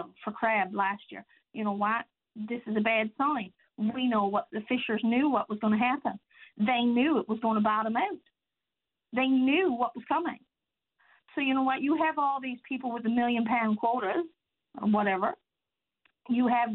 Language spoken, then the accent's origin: English; Change Islands, Newfoundland and Labrador, Canada; I'm from Change Island. My husband is a fisherman